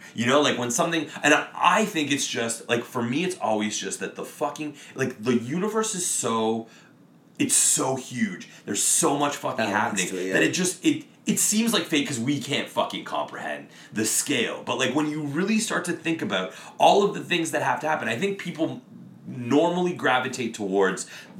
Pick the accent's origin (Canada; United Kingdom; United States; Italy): Canada; Windsor, Ontario; it's on fucking Windsor Street and I'm from Windsor.